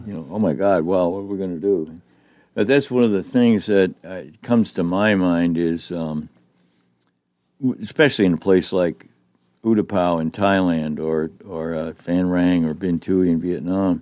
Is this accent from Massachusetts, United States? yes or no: yes; Boston, Massachusetts, United States; moved away; they're from my neck of the woods back in the Greater Boston area